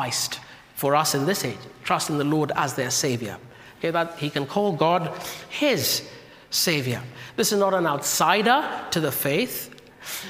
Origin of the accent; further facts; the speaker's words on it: Kenya; moved away; my home country, from Kenya.